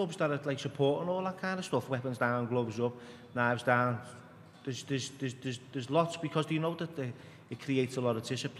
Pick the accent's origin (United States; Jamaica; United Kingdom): United Kingdom; Manchester, North West England; There was loads of, growing up, because I grew up in that era, 80s, 90s.